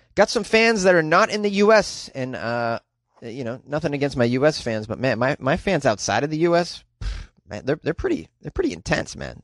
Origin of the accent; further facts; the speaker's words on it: Canada; I'm from Canada